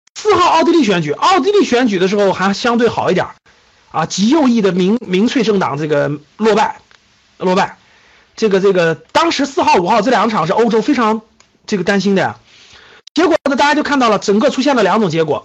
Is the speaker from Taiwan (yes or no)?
no; China; 我们中国人民这么勤劳的加班，这么勤劳的工作的时候